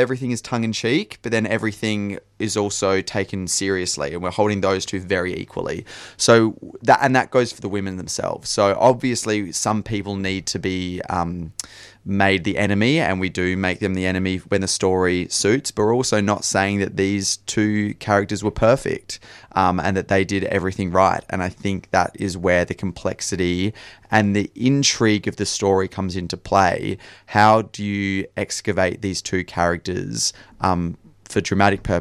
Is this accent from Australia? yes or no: yes; Adelaide, South Australia, Australia; I'm from Adelaide, and so I always put up shows for the Adelaide Fringe